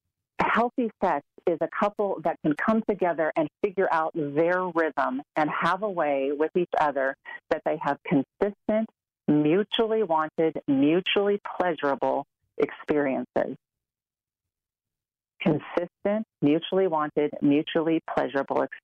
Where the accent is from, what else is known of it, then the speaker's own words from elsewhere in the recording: Orange County, California, United States; moved away as an adult; now in Colorado, United States; I'm an Orange County girl.